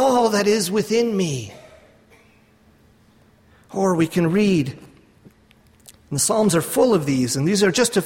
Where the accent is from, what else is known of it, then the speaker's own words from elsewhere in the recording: Canada; I'm from Canada.